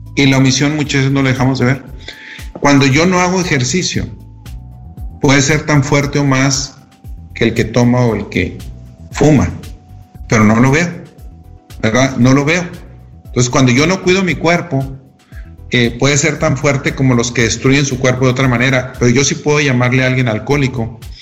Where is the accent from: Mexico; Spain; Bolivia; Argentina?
Mexico; desde la manera como somos educados de pequeños en México